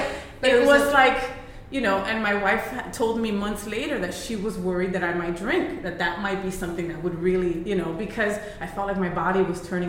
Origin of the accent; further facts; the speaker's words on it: New Jersey, United States; I was born in Jersey, which is the armpit of the United States, right? And, you know, my parents are Colombian Puerto Rican